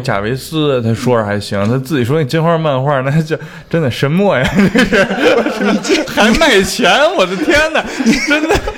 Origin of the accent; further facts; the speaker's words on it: Beijing, China; 我们北京人的一个通病